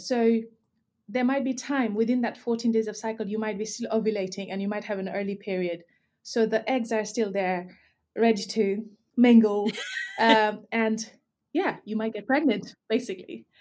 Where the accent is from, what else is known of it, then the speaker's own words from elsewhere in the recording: Nepal; now in United Kingdom; I grew up in Nepal, so lots of taboo and stigma around periods